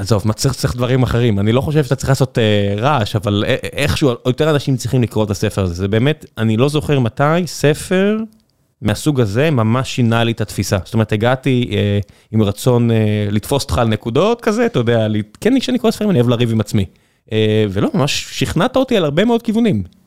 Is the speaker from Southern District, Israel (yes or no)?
yes; Beersheba, Southern District, Israel; moved away; כבאר שבעי זה מן הסתם לשעבר, אה, או בורן רייז